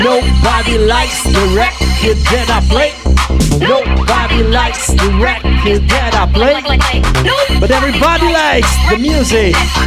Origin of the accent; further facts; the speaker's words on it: Italy; Because we are from Italy.